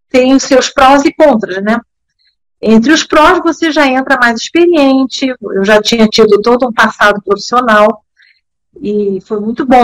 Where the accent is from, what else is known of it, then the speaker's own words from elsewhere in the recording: Bern, Switzerland; born there; eu nasci em Berna porque meu pai era embaixador na época era terceiro secretário, diplomata como eu, e trabalhava lá. Mas para deixar bem claro, eu não sou suíça, eu fui registrada na embaixada do Brasil.